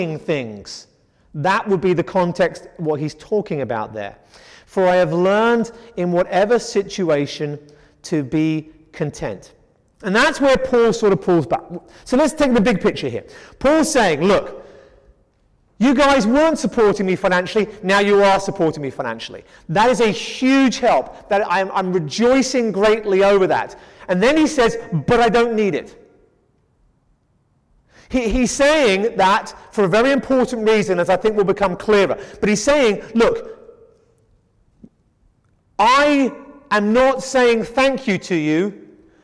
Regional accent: England, United Kingdom; we're an English household

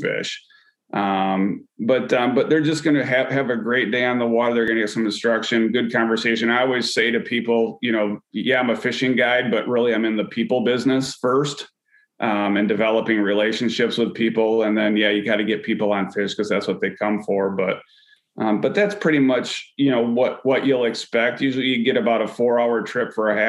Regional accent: West Michigan, United States; Growing up as a kid here, I grew up in the West Michigan area with the Grand River kind of in my backyard

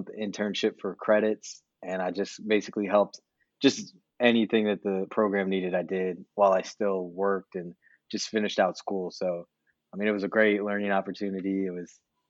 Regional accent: Clearwater, Florida, United States; moved away; I grew up like right outside of Tampa in this place called Clearwater

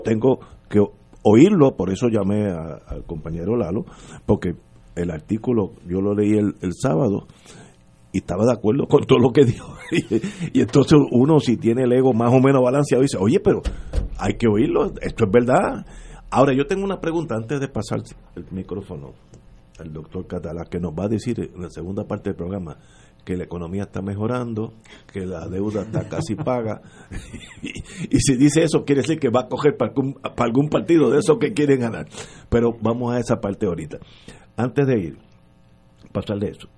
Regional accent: Puerto Rico; Yo soy boricua

